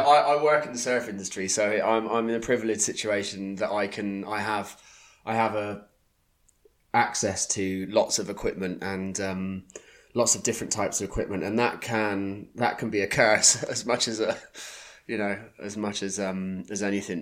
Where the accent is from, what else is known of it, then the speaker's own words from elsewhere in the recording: Plymouth, South West England, United Kingdom; now in Croyde, United Kingdom; I grew up in Plymouth, born in Plymouth